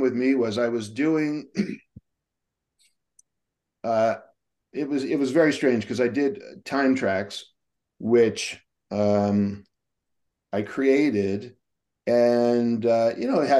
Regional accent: United States; moved away as an adult; also born or lived in Canada; got a reputation as being the American showrunner who writes science fiction

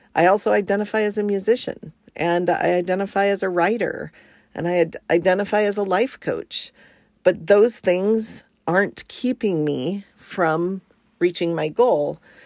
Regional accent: Arizona, United States; moved away as an adult; also born or lived in New Jersey; now in Washington, United States; I was born in New Jersey and my family moved to Arizona when I was pretty young. And so although I wasn't born there, I kind of feel like an Arizona native, and I lived there for most of my childhood

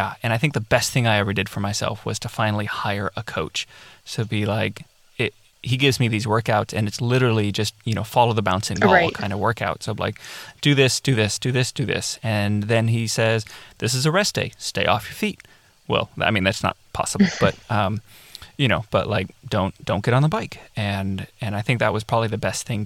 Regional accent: North Bend, Oregon, United States; moved away; I grew up in North Bend, down on the coast.

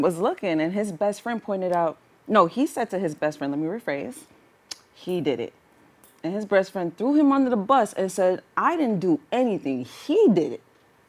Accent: New York City, New York, United States; I'm from Brooklyn

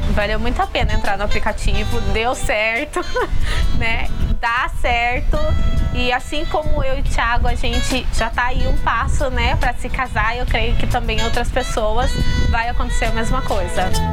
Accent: Piracicaba, São Paulo, Brazil; sou de Piracicaba, tenho 30 anos

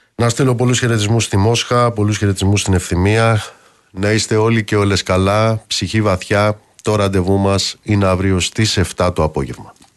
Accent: Amaliada, Western Greece, Greece; στην Αμαλιάδα, κάτω στην Κουρούτα, στην πατρίδα μου

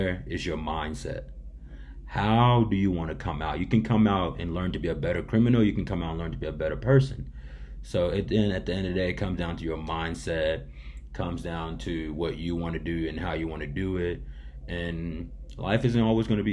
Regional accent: Johnson City, Tennessee, United States; born or raised there

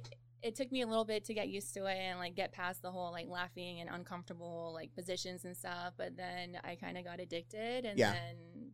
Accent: Chandler, Arizona, United States; also born or lived in Australia; I'm born and raised in Chandler, Arizona.

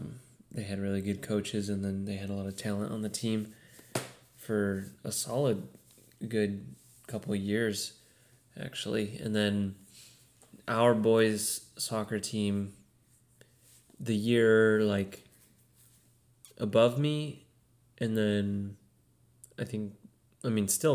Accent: Bakersfield, California, United States; I'm actually from Bakersfield.

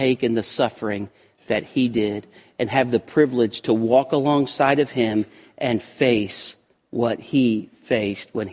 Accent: United States

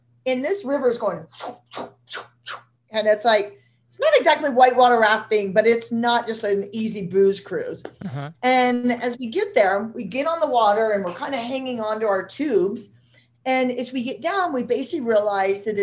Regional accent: Nebraska, United States; I'm from Nebraska

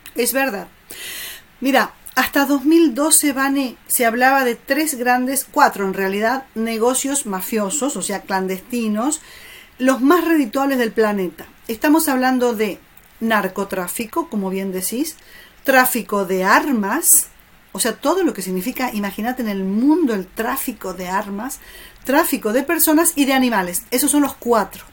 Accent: Argentina; como argentina

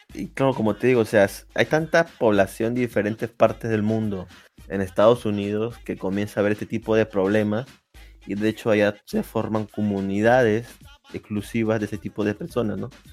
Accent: Peru; yo sea peruano

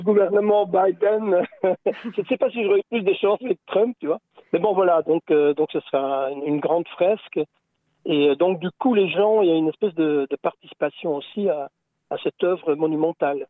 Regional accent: Belgium; nous, on est belges

